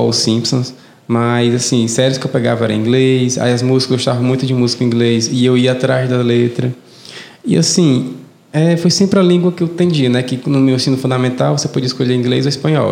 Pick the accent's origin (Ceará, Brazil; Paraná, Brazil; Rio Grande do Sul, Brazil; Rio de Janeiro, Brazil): Ceará, Brazil; Fortaleza; eu nunca percebi que eu tinha sotaque. Hum. até conviver com outra pessoa que não era de Fortaleza